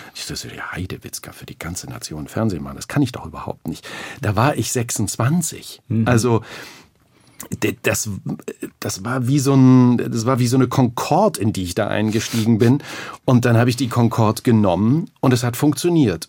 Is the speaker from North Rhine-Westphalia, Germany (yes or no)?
no; Thuringia, Germany; Aufgewachsen in Thüringen, ganz normale Verhältnisse